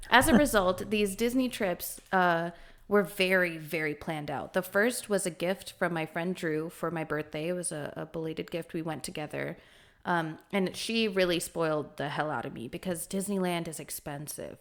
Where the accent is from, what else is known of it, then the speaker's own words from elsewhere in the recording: Kuwait; moved away; I've never actually lived in India, I grew up in Kuwait in the Middle East